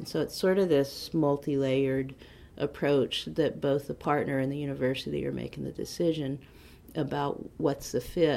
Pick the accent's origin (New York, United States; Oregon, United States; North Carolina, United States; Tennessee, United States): North Carolina, United States; Henderson; I'm from Henderson, so in Vance County.